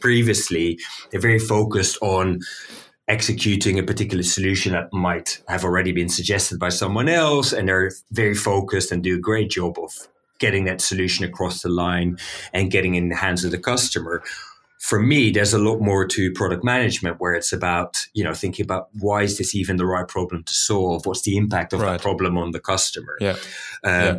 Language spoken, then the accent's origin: English; Amsterdam, North Holland, Netherlands; I'm from Amsterdam. I'm from the Netherlands